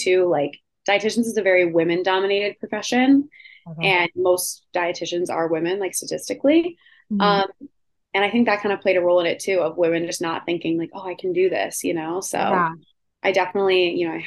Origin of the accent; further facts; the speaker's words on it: Rochester, New York, United States; also born or lived in Hoboken; now in Manhattan, United States; I went back to my hometown of Rochester to be with my parents